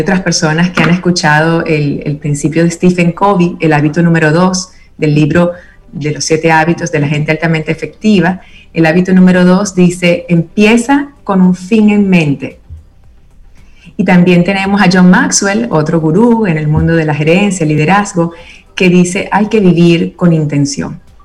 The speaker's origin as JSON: {"language": "Spanish", "country": "Venezuela", "tie": "born or raised there", "said": "crecí en Venezuela, con mi familia materna italiana"}